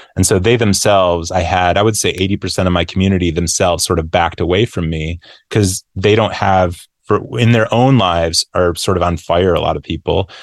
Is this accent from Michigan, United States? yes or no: yes; Grand Rapids, Michigan, United States; moved away; I moved back to, uh, um, my hometown or my home, yeah, my hometown of Grand Rapids